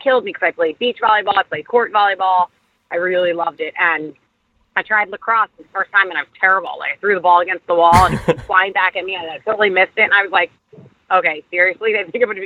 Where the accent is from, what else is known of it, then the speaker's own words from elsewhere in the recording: Philadelphia, Pennsylvania, United States; I'm from Philadelphia. I'm from Delaware County